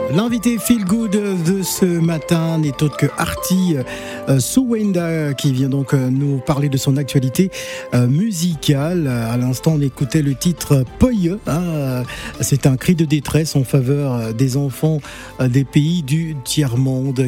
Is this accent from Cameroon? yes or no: yes; Cameroon; je suis Camerounais, je suis des Bolova